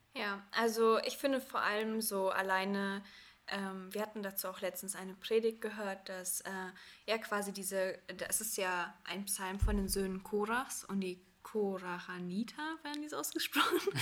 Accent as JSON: {"language": "German", "town": "Cologne", "region": "North Rhine-Westphalia", "country": "Germany", "said": "Wir sind äh, beide aus Köln"}